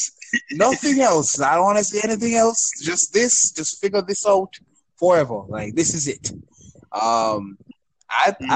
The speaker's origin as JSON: {"language": "English", "country": "Jamaica", "said": "as a Jamaican"}